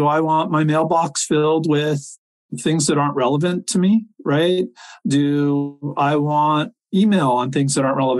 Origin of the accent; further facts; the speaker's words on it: Silicon Valley, California, United States; I grew up in Silicon Valley